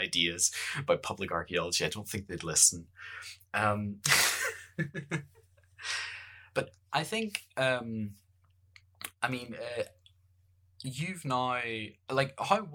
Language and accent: English; Bangor, Northern Ireland, United Kingdom; accent: Northern Irish; I grew up in the Northern Irish Bangor